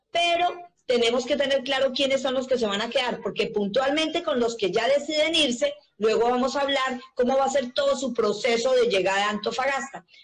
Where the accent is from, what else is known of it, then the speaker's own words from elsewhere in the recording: Colombia; now in Chile; como colombiana ya Chile es mi segunda patria aquí